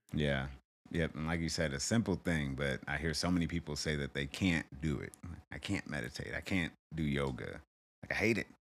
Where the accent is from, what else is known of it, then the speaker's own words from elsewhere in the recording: Arizona, United States; also born or lived in Kansas City; a chapter in growing up in Arizona